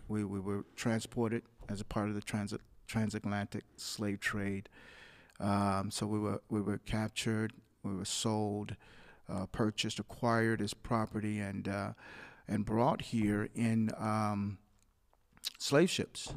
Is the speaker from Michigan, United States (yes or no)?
yes; Muskegon Heights, Michigan, United States; a government subsidized housing complex that we grew up in in Muskegon Heights.